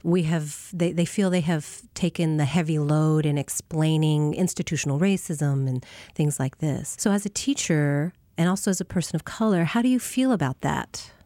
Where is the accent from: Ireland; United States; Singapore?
United States; Tacoma, Washington; I grew up on the Tacoma side